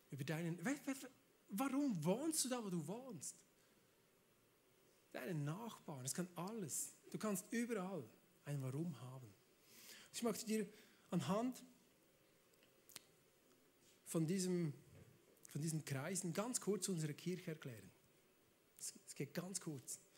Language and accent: German; Switzerland; Ja, ich komme aus der Schweiz. Wir sind neutral, da darf man alles.